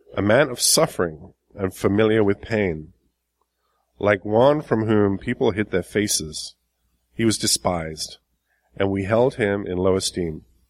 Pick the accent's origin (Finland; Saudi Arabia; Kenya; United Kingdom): United Kingdom; England; moved away as an adult; now in United States; I've been in the States for 20 years. I'm originally from England.